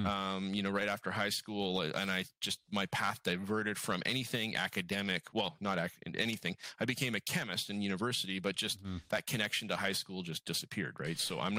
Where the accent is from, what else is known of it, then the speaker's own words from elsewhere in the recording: Alberta, Canada; So I don't know if you knew if I was from Alberta, George.